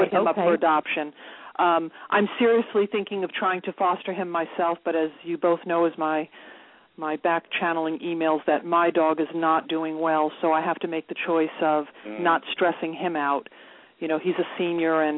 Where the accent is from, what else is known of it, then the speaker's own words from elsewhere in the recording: New York City, New York, United States; I'm from Queens